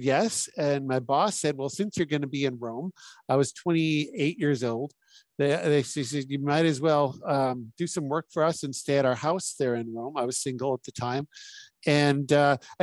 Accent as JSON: {"language": "English", "town": "Humboldt", "region": "Saskatchewan", "country": "Canada", "tie": "born or raised there", "said": "Born and raised in Humboldt, Saskatchewan"}